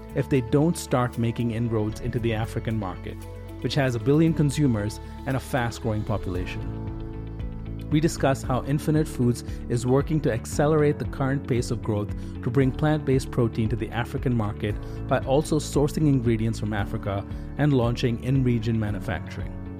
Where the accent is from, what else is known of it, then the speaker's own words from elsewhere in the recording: India; moved away; I, I grew up in India.